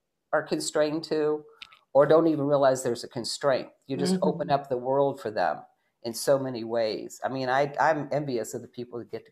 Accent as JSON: {"language": "English", "area": "Shenandoah Valley", "region": "Virginia", "country": "United States", "tie": "born or raised there", "moved": "as an adult", "said": "I grew up in the Shenandoah Valley of Virginia"}